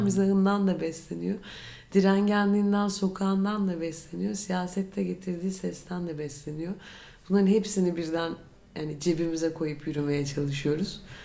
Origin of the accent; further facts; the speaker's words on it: Istanbul, Turkey; Ben doğma büyüme İstanbulluyum.